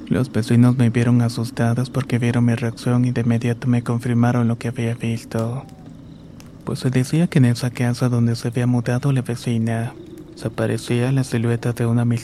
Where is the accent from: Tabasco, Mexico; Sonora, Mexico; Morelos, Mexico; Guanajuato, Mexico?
Guanajuato, Mexico; San Francisco del Rincón; Soy originaria de San Francisco del Rincón, Guanajuato.